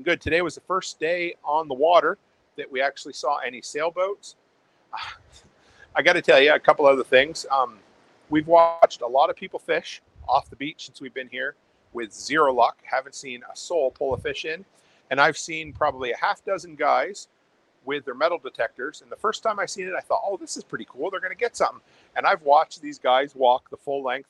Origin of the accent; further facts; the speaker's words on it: Nova Scotia, Canada; moved away as an adult; now in Alberta, Canada; where I grew up on the East Coast, on the Atlantic Ocean